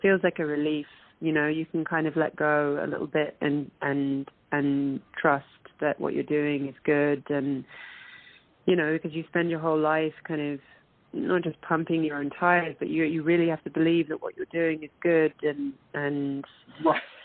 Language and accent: English; London, United Kingdom; moved away as an adult; also born or lived in Manchester; now in Toronto, Canada; I was born in Manchester, and but I was uh, raised in London